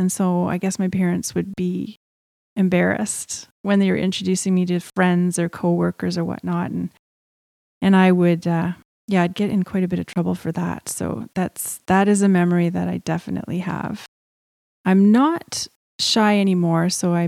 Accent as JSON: {"language": "English", "town": "Edmonton", "region": "Alberta", "country": "Canada", "tie": "born there", "said": "So at the very beginning, I was born in Edmonton, Alberta."}